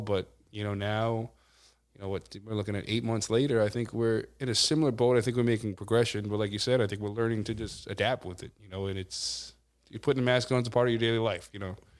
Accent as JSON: {"language": "English", "town": "Amityville", "region": "New York", "country": "United States", "tie": "born or raised there", "said": "growing up in the Amityville, Copeg, you know, Wyandotte area"}